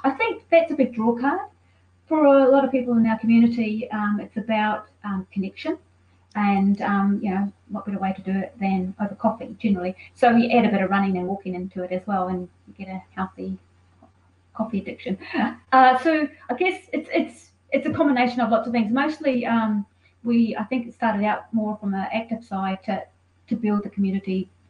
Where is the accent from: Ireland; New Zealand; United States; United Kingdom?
New Zealand; now in Melbourne, Australia; I'm from New Zealand